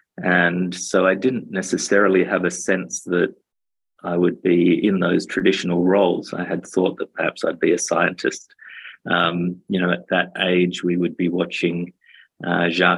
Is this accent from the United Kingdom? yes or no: no; Australia; basically grew up in Australia